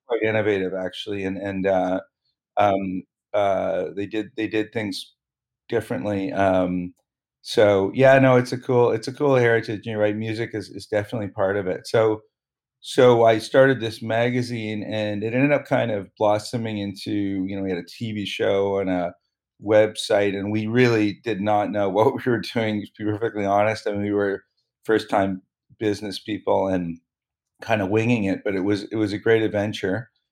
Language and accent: English; Toronto, Ontario, Canada; I grew up in Toronto